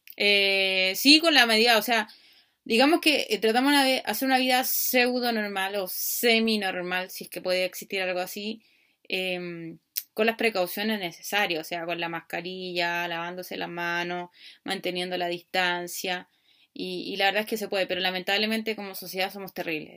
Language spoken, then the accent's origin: Spanish; Chile; Acá en Chile